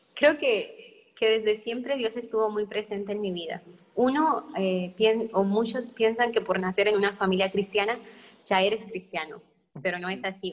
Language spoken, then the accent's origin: Spanish; Mexico; éramos muchos de México y era todo un edificio lleno de mexicanos